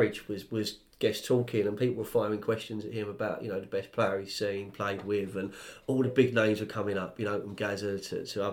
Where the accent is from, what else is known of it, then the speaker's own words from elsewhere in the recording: London, United Kingdom; I grew up on the Fulham Road and I actually grew up a 10-minute walk from Stamford Bridge.